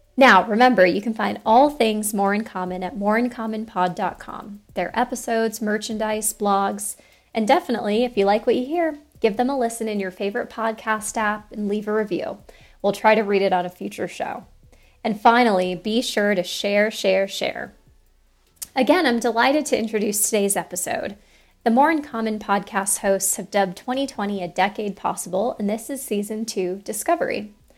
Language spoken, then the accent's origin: English; Colorado, United States; since I'm from Colorado